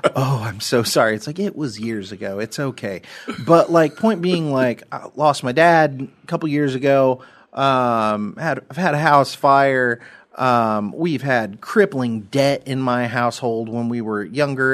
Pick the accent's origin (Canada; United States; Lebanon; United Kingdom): United States